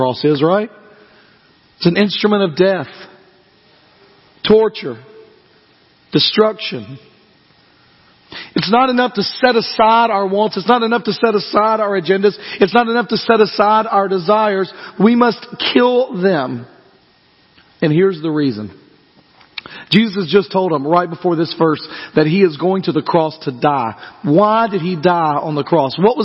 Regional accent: United States; I love being an American

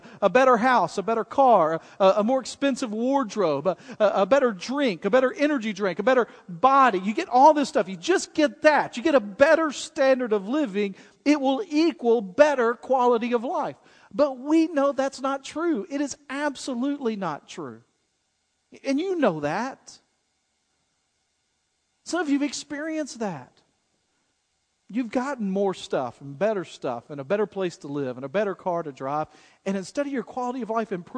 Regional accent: United States; being an American

